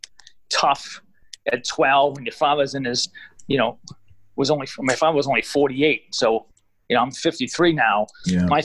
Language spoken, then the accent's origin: English; Everett, Massachusetts, United States; I grew up in Everett